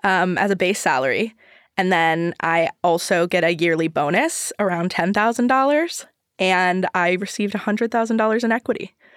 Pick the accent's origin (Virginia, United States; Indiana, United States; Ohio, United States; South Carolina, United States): Ohio, United States; moved away as an adult; now in New York City, United States; I'm from Ohio.